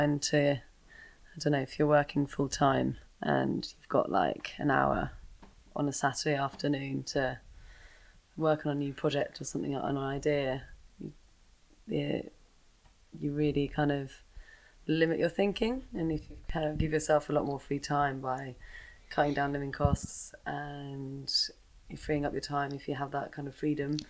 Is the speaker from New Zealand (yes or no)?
no; England, United Kingdom; moved away as an adult; also born or lived in Sweden; now in Portugal; I grew up in England, so I think I feel pretty English, but now living in Portugal